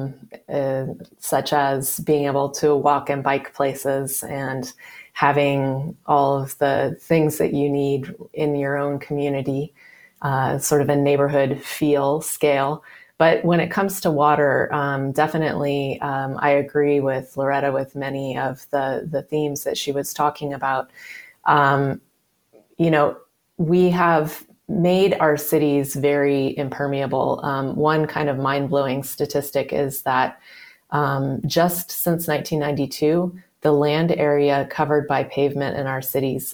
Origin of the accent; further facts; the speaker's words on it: California, United States; I grew up in California